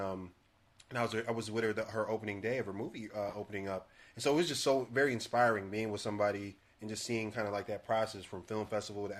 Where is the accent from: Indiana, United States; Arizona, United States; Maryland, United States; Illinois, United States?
Illinois, United States; Chicago; I'm from Chicago